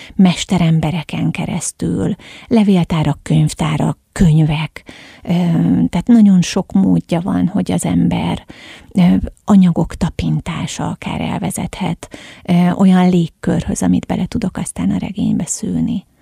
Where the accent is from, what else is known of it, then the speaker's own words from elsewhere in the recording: Egyek, Hajdú-Bihar, Hungary; tehát ős egyekiek vagyunk